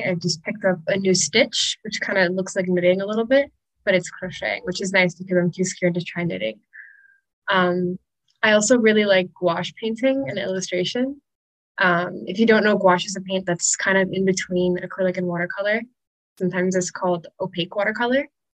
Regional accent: Cayman Islands; also born or lived in United States; I grew up in the Cayman Islands. So even though I'm American, America still feels foreign. Like it doesn't feel like home.

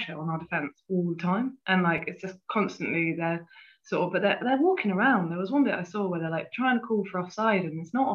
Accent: near Bristol, South West England, United Kingdom; I grew up near Bristol

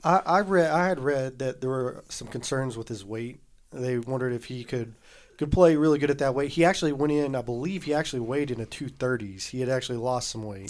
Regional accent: the South, United States; we grew up in the South.

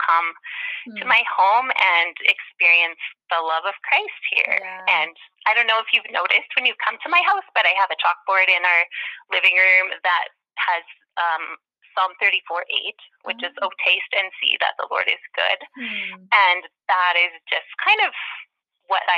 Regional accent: Manitoba, Canada; now in Saskatchewan, Canada; I grew up in Manitoba

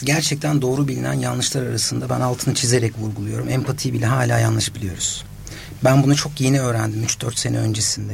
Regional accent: Osmaniye, Turkey; ben de Osmaniyeliyim

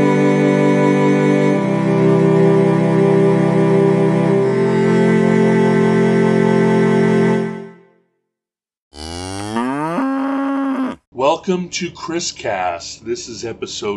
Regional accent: Hawaii, United States; moved away as an adult; growing up in Hawaii

